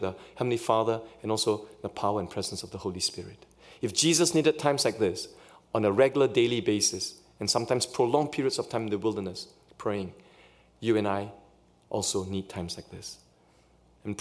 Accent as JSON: {"language": "English", "country": "Singapore", "tie": "born or raised there", "also_born_or_lived": "Canada", "moved": "yes", "lives_now": "Pasadena, United States", "said": "in Singapore where I grew up, we follow British English"}